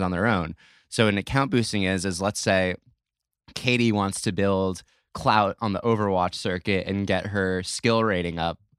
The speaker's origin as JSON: {"language": "English", "region": "New York", "country": "United States", "tie": "born or raised there", "said": "I grew up in New York"}